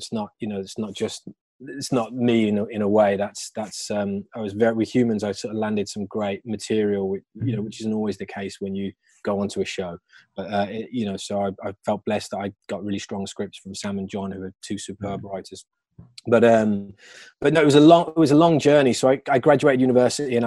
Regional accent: Birmingham, West Midlands, United Kingdom; moved away; I'm from Birmingham. So when I came out, I went back to Birmingham

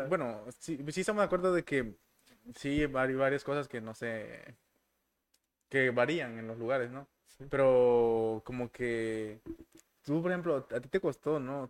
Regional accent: Tuxtla Gutiérrez, Chiapas, Mexico; soy de Tuxla

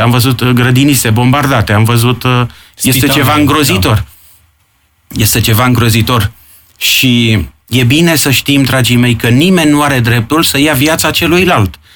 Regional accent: Ploiești, Prahova, Romania; now in Bucharest, Romania; aici, în sudul țării, unde eu sunt ploieștean

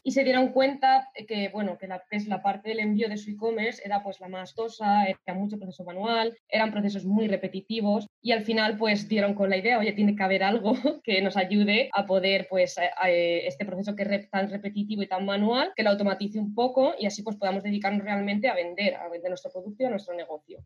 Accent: Alicante, Valencian Community, Spain; moved away as an adult; now in Eindhoven, Netherlands; soy de Alicante. Lo que pasa que actualmente pues estoy viviendo en Eindhoven

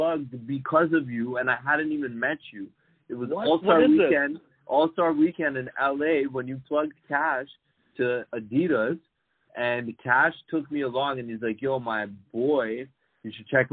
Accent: Toronto, Ontario, Canada; I was born and raised in Toronto

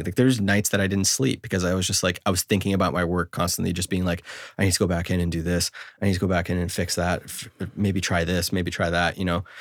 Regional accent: Canada; I'm a Canadian

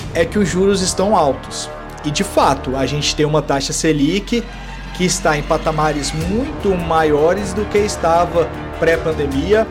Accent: Goiás, Brazil; Eu sou goiano

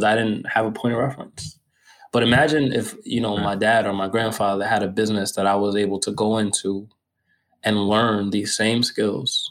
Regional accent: United States; somebody who's American and entitled in my being American

